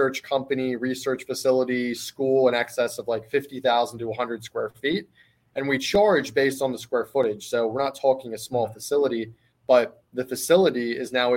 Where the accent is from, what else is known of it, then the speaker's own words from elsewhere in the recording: Philadelphia, Pennsylvania, United States; I'm from Philadelphia, fighting city of brotherly love.